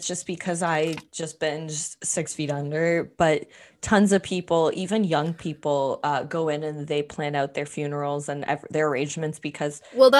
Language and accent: English; Canada; we're Canadians